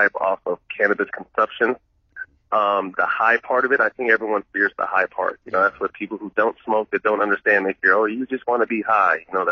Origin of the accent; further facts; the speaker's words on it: Sacramento, California, United States; a local company in Sacramento, my hometown